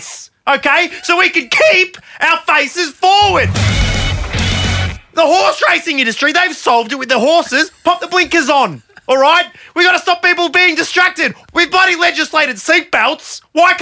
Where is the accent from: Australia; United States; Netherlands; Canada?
Australia; Growing up in Australia